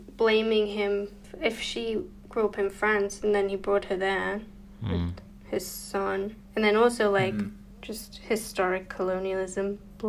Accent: England, United Kingdom; now in Canada; I was born in England.

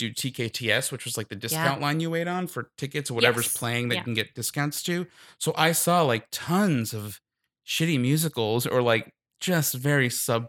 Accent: Long Island, New York, United States; I'm so from Long Island, so Jewish.

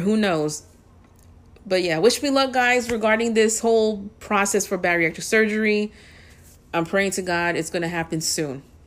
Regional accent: New York City, New York, United States; Born and raised in the Bronx

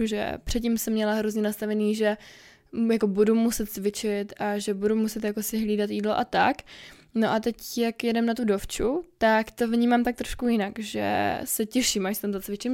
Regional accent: Czechia; Já jsem dobrá Češka

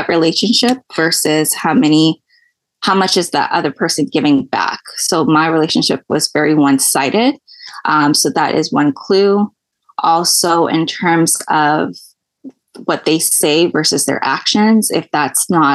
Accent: Toronto, Ontario, Canada; I'm from Toronto, Canada.

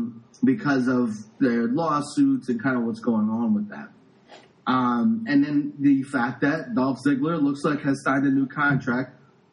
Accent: New York City, New York, United States; In the 80s, when we were kids and, you know, we grew up in the Bronx and we walked to school and we walked around our neighborhood

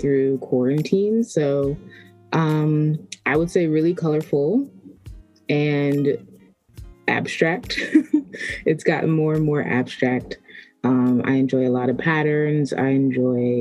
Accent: Maryland, United States; also born or lived in Washington, D.C.; I was born in D.C., but I've been raised mostly in Maryland, all over Maryland

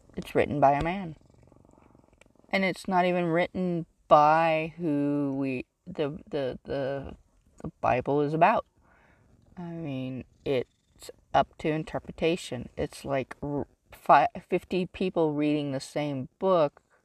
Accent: California, United States; I grew up in California

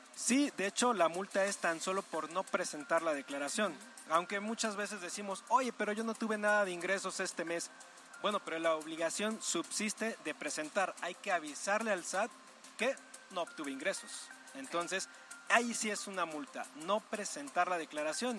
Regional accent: Mexico; nuestra obligación como mexicanos

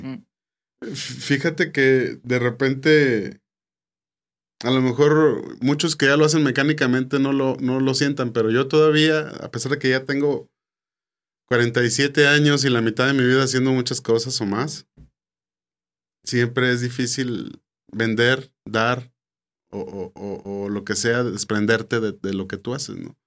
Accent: San Pedro, Coahuila, Mexico; yo soy de San Pedro, Coahuila.

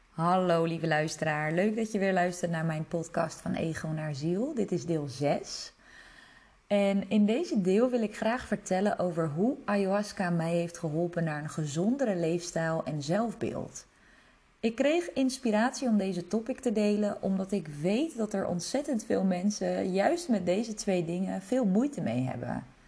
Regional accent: Netherlands; also born or lived in Czech Republic; Ik ben geboren in Tsjechië en mijn ouders kregen mij toen ze heel jong waren. Ze gingen scheiden toen ik vier was. Kort daarna vertrok mijn moeder samen met mij naar Nederland

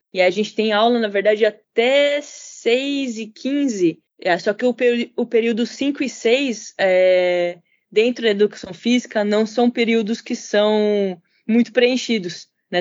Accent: Brazil; now in Tsukuba, Japan; eu fui criada no Brasil

